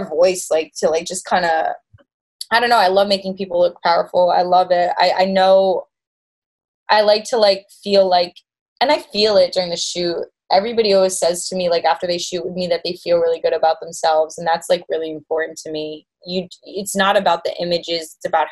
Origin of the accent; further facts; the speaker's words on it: Connecticut, United States; moved away as an adult; also born or lived in Boston; now in New York, United States; I grew up in Connecticut and then I moved to Boston for school